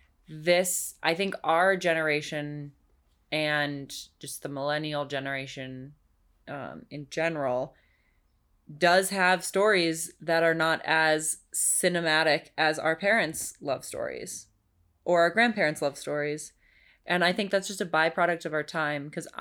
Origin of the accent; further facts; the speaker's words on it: Nepal; also born or lived in Bangladesh; This kind of ties into why I was born in Bangladesh, grew up in Nepal.